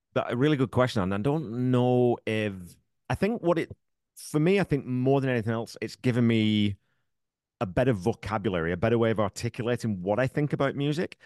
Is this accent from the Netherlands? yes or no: no; England, United Kingdom; moved away as an adult; now in Canada; I grew up, I was in the military, I grew up in England